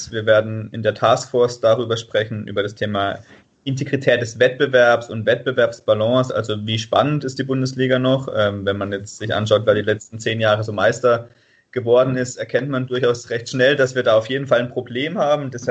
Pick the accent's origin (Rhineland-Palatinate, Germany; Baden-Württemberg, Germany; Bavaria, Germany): Baden-Württemberg, Germany; Freiburg; Grüße aus dem Süden, aus Freiburg. Ich komme hier aus Freiburg und bin Fan des Sportclubs.